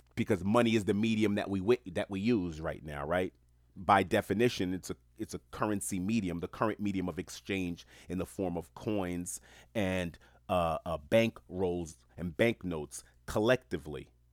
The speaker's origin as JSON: {"language": "English", "town": "New York City", "region": "New York", "country": "United States", "tie": "born or raised there", "said": "I'm Haitian American, born and raised in New York City."}